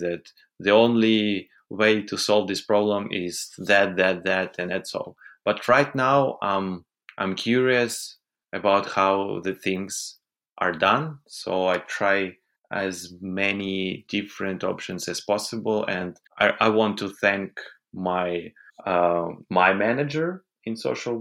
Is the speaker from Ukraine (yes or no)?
yes; Kyiv, Ukraine; I was born in Kiev.